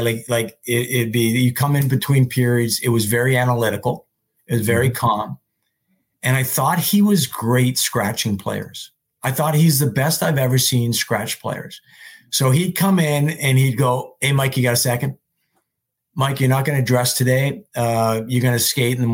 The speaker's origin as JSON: {"language": "English", "town": "Montreal", "region": "Quebec", "country": "Canada", "moved": "yes", "said": "I was home at Christmas. I'm from Montreal."}